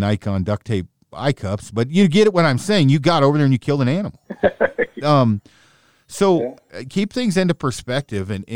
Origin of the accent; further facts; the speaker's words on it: the West, United States; I'm from the West